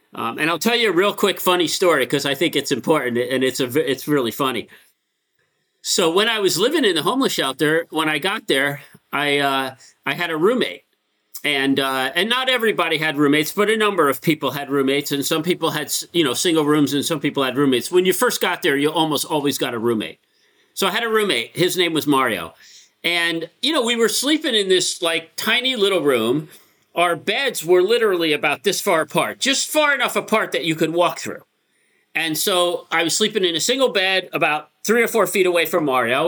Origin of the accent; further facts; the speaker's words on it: Connecticut, United States; also born or lived in Bronx, New York; we moved to Connecticut when I was like nine